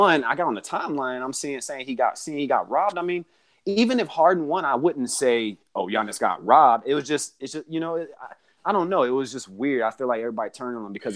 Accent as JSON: {"language": "English", "country": "United States", "said": "as Americans"}